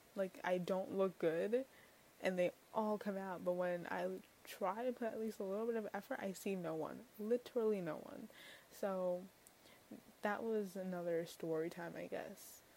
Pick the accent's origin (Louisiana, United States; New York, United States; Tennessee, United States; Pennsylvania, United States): New York, United States; New York City; I'm from New York City